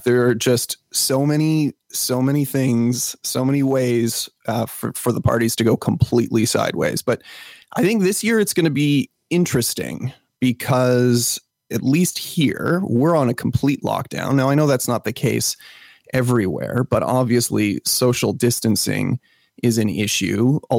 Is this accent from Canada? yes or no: yes; Canada; but yes, as a Canadian, that's a very, very odd.